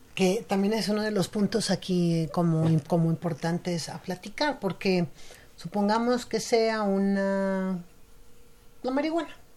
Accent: Mexico; nuestra cultura como mexicanos

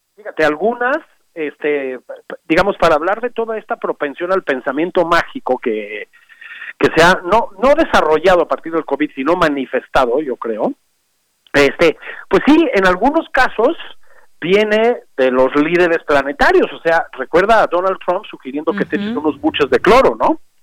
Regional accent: Mexico; todos somos mexicanos

